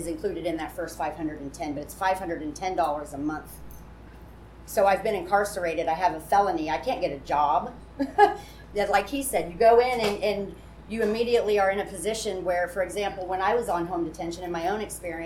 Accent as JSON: {"language": "English", "country": "United States", "said": "I went and interviewed the executive director of our community correction program in my county. I'm from Wells County"}